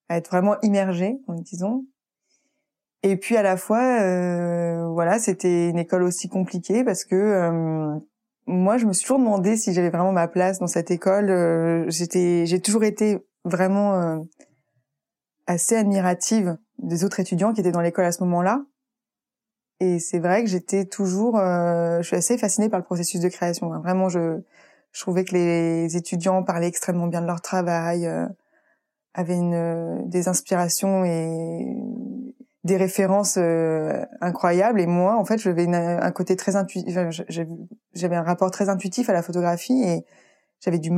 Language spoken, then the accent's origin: French; Île-de-France, France; donc je venais de Paris en plus, enfin de banlieue parisienne